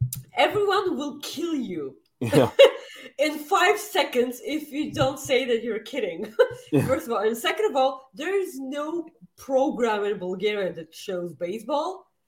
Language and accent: English; Winnipeg, Manitoba, Canada; I'm from Winnipeg, you idiot!